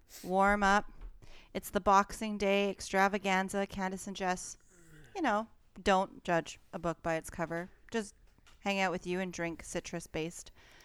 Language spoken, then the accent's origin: English; Alberta, Canada; I'm from Alberta and I've never heard of that.